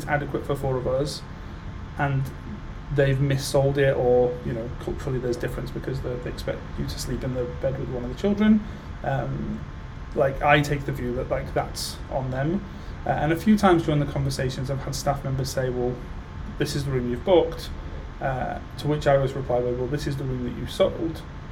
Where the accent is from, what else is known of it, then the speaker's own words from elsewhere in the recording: United Kingdom; being British